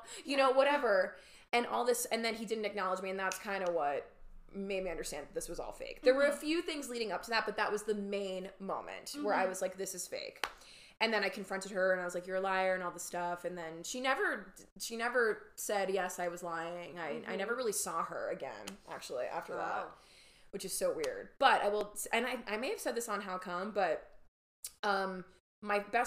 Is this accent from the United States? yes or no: yes; New York, United States; I grew up in New York